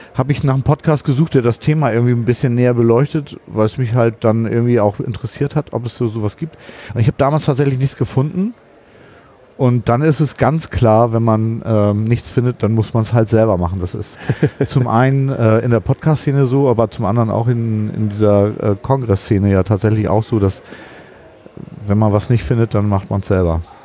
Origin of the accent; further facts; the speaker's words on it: Hamburg, Germany; Ich komme aus Hamburg.